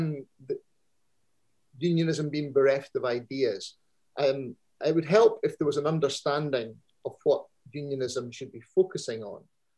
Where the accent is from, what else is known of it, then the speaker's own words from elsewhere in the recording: Scotland, United Kingdom; It's about how I see myself as a Scot.